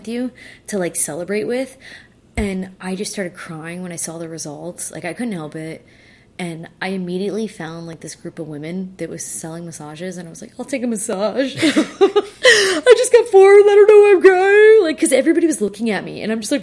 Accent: South Florida, United States; we're from South Florida

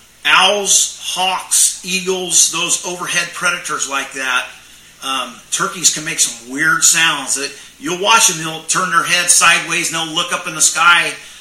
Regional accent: California, United States; I was a guy from California.

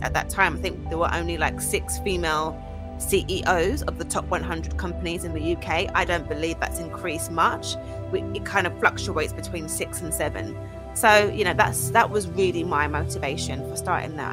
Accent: Essex, East of England, United Kingdom; also born or lived in Archway, North London / Highbury, Islington / Grays / South Ockendon; I grew up spent most of my childhood there, like my secondary school years, um, as an Essex girl

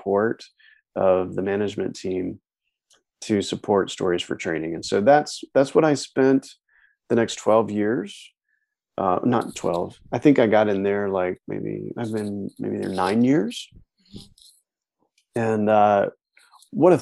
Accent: North Carolina, United States; moved away as an adult; also born or lived in New York City; I'm from North Carolina. I'm a mountain boy from North Carolina, living in New York City.

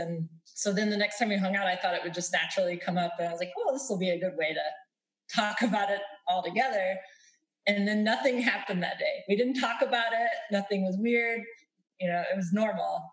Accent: Southwest, United States; We're from the Southwest area

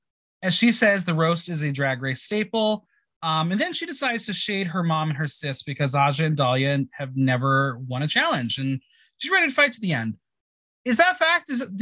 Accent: New Jersey, United States; we're both from Jersey.

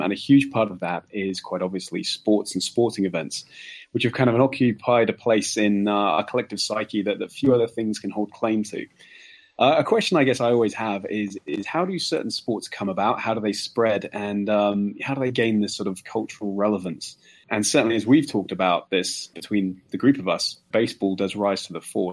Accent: England, United Kingdom; being an Englishman

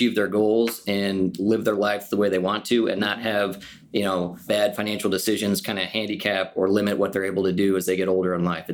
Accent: Omaha, Nebraska, United States; I'm born and raised in Omaha, so I've been here most of my life.

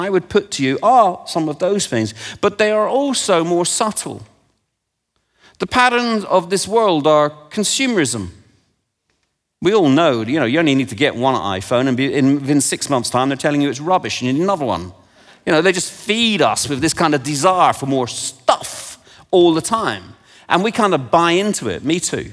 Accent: England, United Kingdom; I'm from England and I've forgotten how to speak it

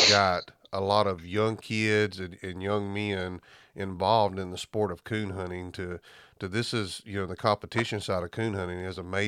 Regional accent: Southeast Alabama, United States; now in Ozark Mountains, United States; I'm from Southeast Alabama

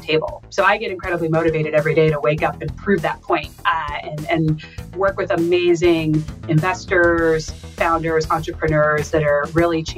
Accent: Texas, United States; moved away as an adult; also born or lived in St. Louis, Missouri / New York / Boston / Washington D.C.; I grew up in Texas

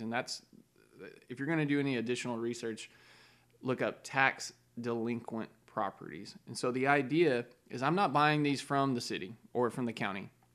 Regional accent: Texas, United States; I'm a Texan. I wanna stay in Texas.

